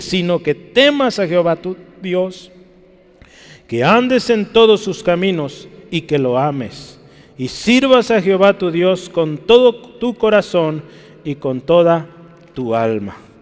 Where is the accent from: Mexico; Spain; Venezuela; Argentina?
Mexico; Guadalajara, Jalisco; Yo sí nací en Guadalajara